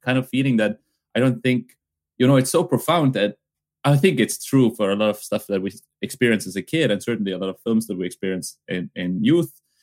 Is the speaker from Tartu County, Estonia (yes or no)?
no; Pärnu County, Estonia; English is a second language; Pärnumaa cinema, which is from my hometown, from my childhood